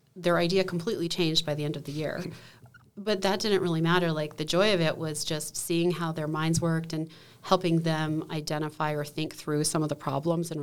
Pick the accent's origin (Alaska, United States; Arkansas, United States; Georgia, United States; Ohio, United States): Alaska, United States; Valdez; I grew up in Valdez, Alaska at the terminus of the oil pipeline.